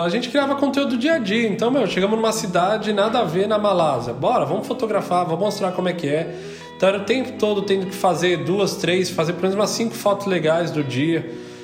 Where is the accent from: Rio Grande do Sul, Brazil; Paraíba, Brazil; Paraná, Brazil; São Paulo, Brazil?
São Paulo, Brazil; moved away as an adult; now in Portugal; eu sou de São Paulo